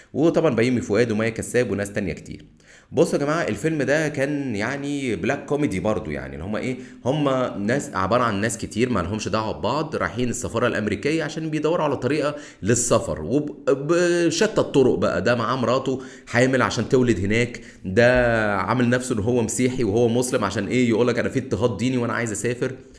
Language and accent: Arabic; Egypt; احنا كمصريين